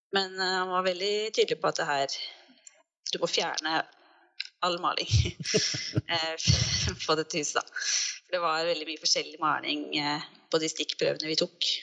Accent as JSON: {"language": "Norwegian", "town": "Fredrikstad", "region": "Østfold", "country": "Norway", "also_born_or_lived": "Oslo", "moved": "yes", "said": "vi er jo begge fra Fredrikstad"}